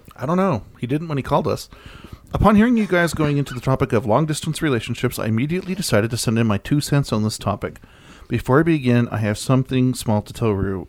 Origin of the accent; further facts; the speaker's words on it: Texas, United States; my hometown in Texas